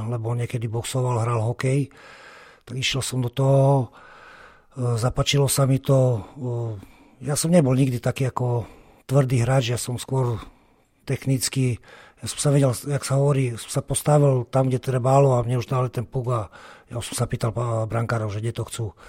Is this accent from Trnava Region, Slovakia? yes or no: no; Prešov, Prešov Region, Slovakia; ja som rodený Prešovčan